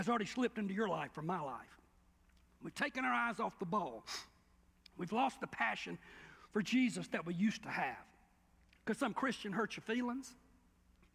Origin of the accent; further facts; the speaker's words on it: Cordele, Georgia, United States; moved away; also born or lived in Athens, Georgia; I lived in Athens, I'm from Cordell, my daddy was in Wilcox County